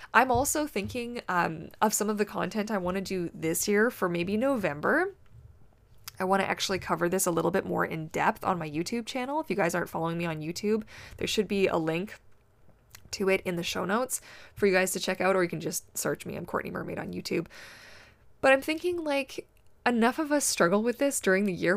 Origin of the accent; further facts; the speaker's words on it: Canada; I am Canadian